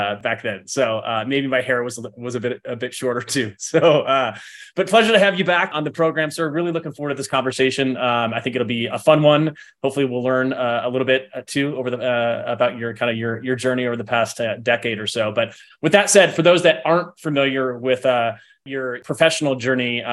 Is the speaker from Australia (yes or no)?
no; Midwest, United States; moved away as an adult; also born or lived in Orange County; now in Tahoe area, United States; I grew up in the Midwest, and we've been out on the West Coast for, gosh, the past 7 or 8 years now